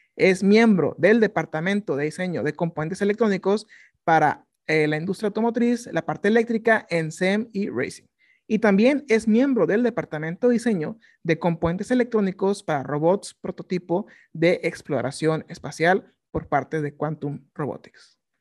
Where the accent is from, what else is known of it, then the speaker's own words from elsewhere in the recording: Mexico; nosotros como mexicanos